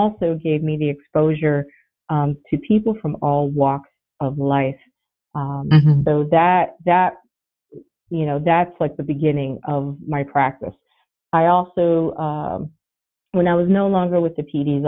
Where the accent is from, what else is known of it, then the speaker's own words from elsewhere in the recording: South Florida, United States; moved away as an adult; also born or lived in Puerto Rico; now in Annapolis, United States; born in Puerto Rico, but I was raised in South Florida, went to law school in Florida